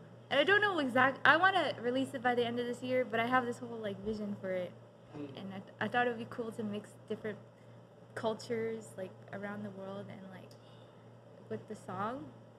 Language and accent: English; United States; also born or lived in South Korea; I was born there, so I was born and raised there.